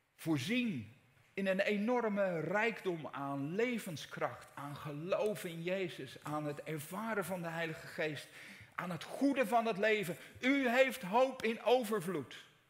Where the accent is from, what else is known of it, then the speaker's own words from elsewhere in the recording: Netherlands; wij zijn Nederlanders